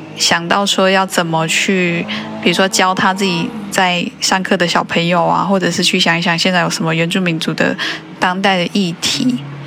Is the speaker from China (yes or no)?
no; Taiwan; 我们台湾人比较常讲的那个蜜大腿吧